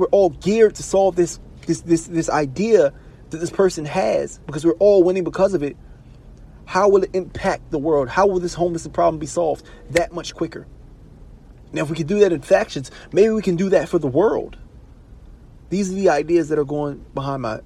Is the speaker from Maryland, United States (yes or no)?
yes; Baltimore, Maryland, United States; Baltimore City, I'm from Baltimore City